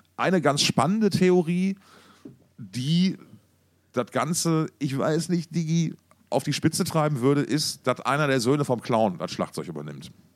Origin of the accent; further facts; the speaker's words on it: Essen, North Rhine-Westphalia, Germany; wir kommen ja beide aus Essen